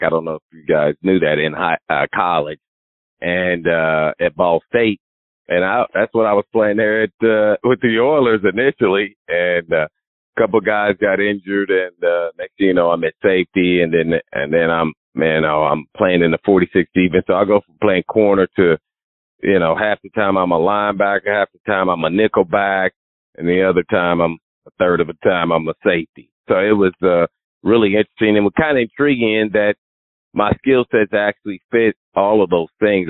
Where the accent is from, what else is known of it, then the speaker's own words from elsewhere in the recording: Indianapolis, Indiana, United States; Growing up in Indiana, Indianapolis, and then uh, going to a private cathedral fighting Irish